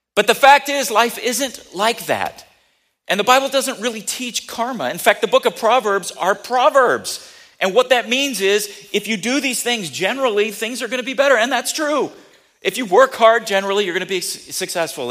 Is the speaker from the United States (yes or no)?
yes; United States; I'm very happy to be an American. I'm proud to be an American.